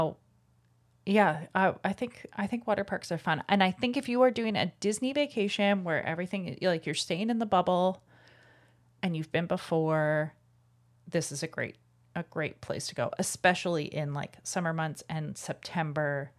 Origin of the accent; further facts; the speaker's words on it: Calgary, Alberta, Canada; growing up in Calgary when I was a kid